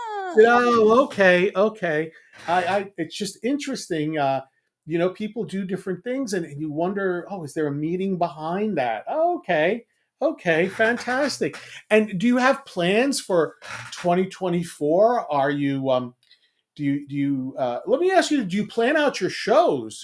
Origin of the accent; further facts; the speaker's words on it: New York City, New York, United States; moved away; I'm from New York City originally